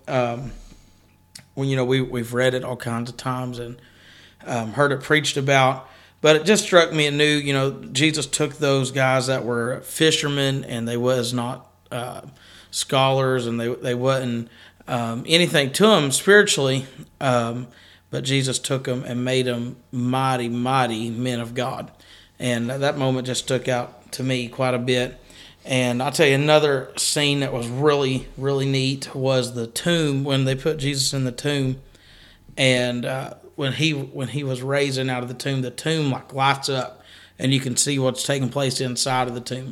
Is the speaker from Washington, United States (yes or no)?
no; Kentucky, United States; we are from Kentucky